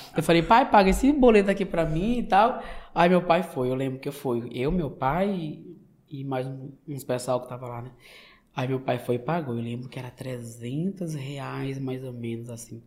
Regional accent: São Luís, Maranhão, Brazil; moved away as an adult; now in United States; maranhense, nordestino, e sou da cidade de São Luís, né, da capital do estado

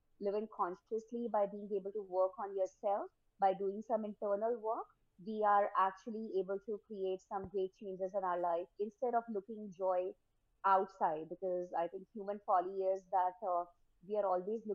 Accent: New Delhi, Delhi, India; I was born and brought up in India, New Delhi, India.

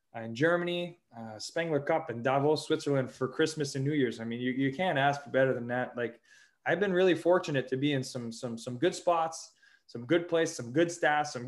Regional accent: Montreal, Quebec, Canada; I'm from Montreal. I've loved Montreal my whole life

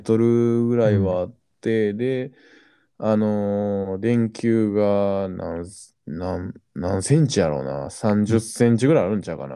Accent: Kakogawa, Hyogo, Japan; 私はね、加古川出身なんですけど

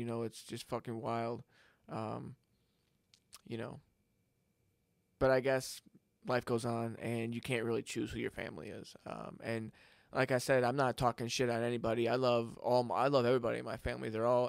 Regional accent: Florida, United States; And then, of course, I grew up in South Florida, which is a whole anomaly in itself.

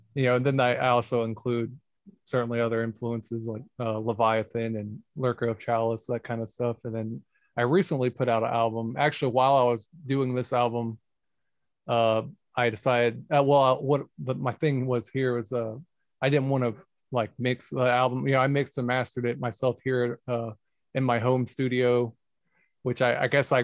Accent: Augusta, Georgia, United States; also born or lived in Jacksonville; I was born in Jacksonville, but I didn't really live there. I was pretty much raised here in Augusta

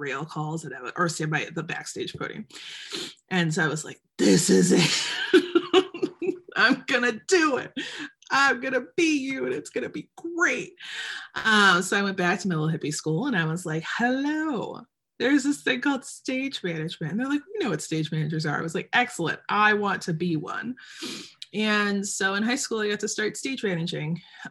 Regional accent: Detroit, Michigan, United States; also born or lived in Birmingham, Michigan; I was born and raised in Metro Detroit

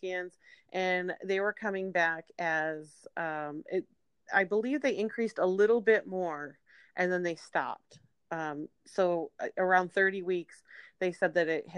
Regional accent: Syracuse, New York, United States; now in California, United States; We moved back to my hometown of Syracuse, New York

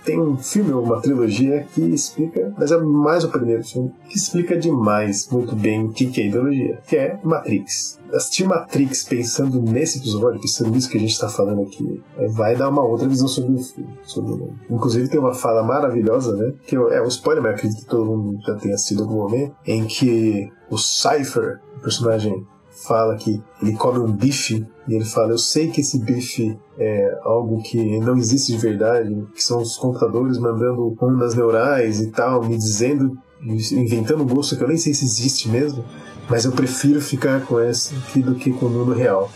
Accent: Sorocaba, São Paulo, Brazil; eu sou de Sorocaba

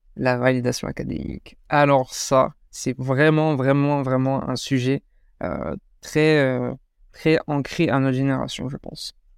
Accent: France; also born or lived in Morocco (ancestry); je suis français

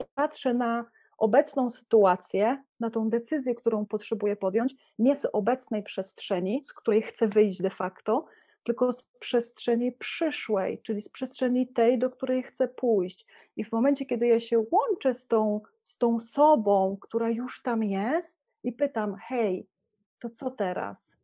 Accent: Poland; moved away; jesteśmy w Polsce, urodziliśmy się w Polsce, jesteśmy podłączeni do kultury

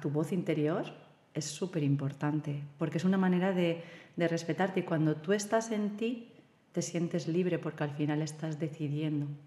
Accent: Silla, Valencian Community, Spain; yo soy de Silla, pero hemos tenido mucha tradición con el coro

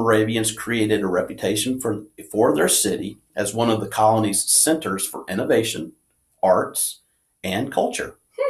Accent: Winston-Salem, North Carolina, United States; I'm from Winston.

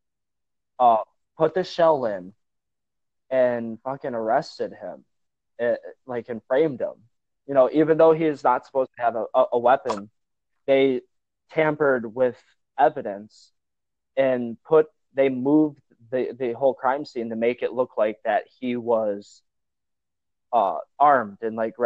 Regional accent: Northwest Wisconsin, United States; I'm from Northwest Wisconsin

